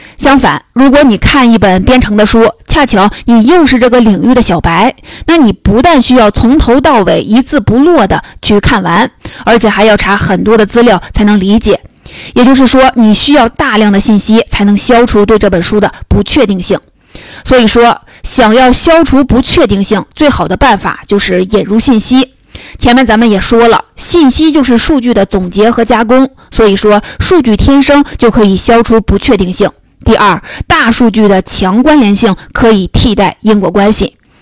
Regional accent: China; 我们中国人都知道看病得找老大夫

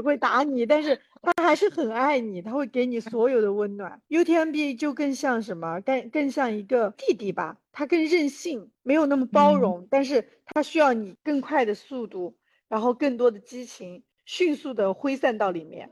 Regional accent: China; 我从中国来

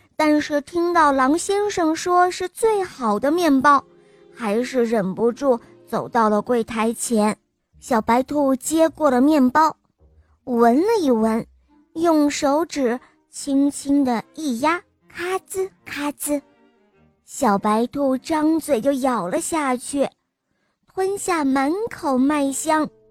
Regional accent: Shanghai, China; 我六岁了，我来自上海

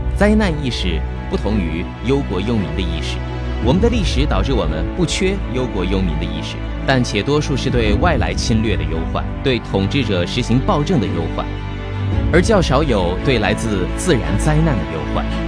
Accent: China; 再形象不过的诠释了我们中国人的乐天精神

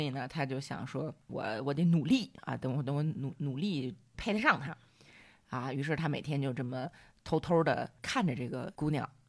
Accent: China; 我们中国人

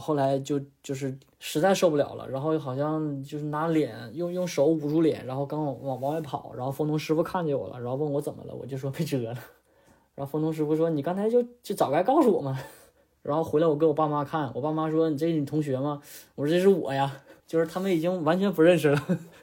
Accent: Northeast China, China; moved away as an adult; now in Australia; 因为我家是东北的嘛

